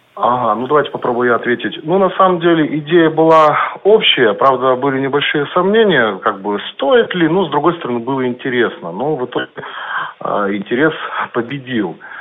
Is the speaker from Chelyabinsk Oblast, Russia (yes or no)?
yes; Chelyabinsk, Chelyabinsk Oblast, Russia; я как бы родился и живу в Челябинске